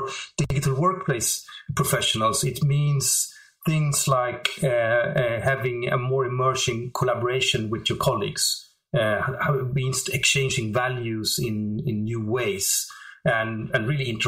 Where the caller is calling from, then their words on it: Stockholm, Stockholm County, Sweden; I'm calling you from Stockholm, which is not that sunny. It's in Sweden, so cold and windy.